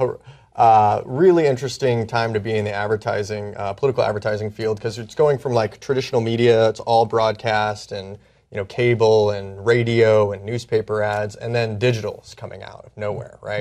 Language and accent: English; Indiana, United States; moved away; where I grew up in Indiana.